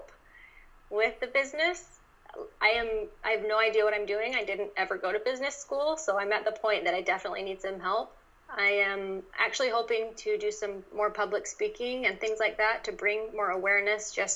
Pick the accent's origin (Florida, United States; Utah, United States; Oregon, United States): Utah, United States; moved away; I grew up in Utah